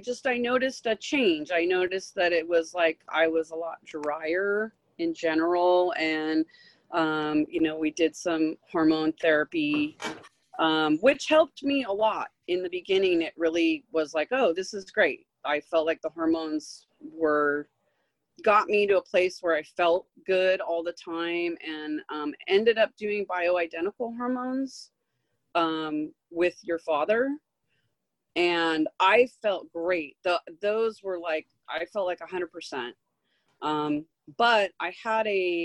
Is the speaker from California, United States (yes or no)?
yes; Manhattan Beach, California, United States; I grew up here in LA. I grew up in Manhattan Beach and Hermosa Beach